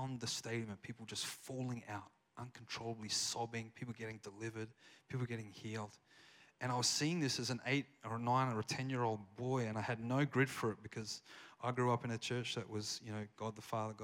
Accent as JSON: {"language": "English", "region": "South Australia", "country": "Australia", "accent": "Australian", "moved": "as an adult", "lives_now": "Redding, United States", "said": "I have an Australian accent, if you can't tell. I haven't lost it"}